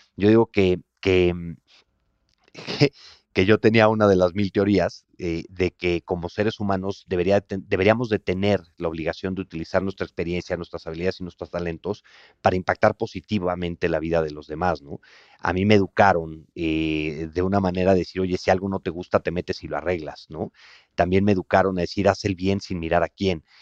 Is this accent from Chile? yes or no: no; Mexico